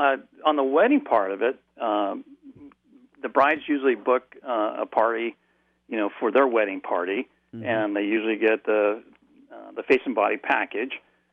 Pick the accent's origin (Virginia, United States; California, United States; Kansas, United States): California, United States; now in Chico, United States; Well, in Chico, and my wife and I came from the Bay Area